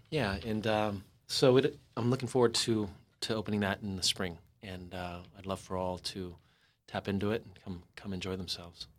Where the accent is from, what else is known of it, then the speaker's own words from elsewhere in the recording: San Diego, California, United States; moved away; also born or lived in Los Angeles; I ended up moving back to San Diego, to my hometown, after sixteen years in L